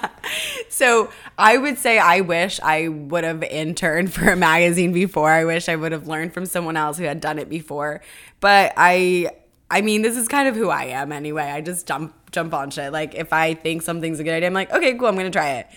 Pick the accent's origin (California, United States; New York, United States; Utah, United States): California, United States; I'm from California